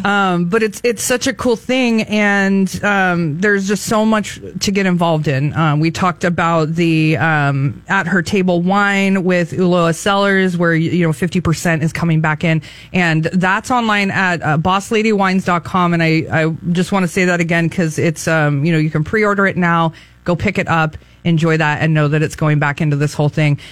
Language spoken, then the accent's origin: English; Atascadero, California, United States; now in San Luis Obispo, United States; that's my my hometown. Go Hounds!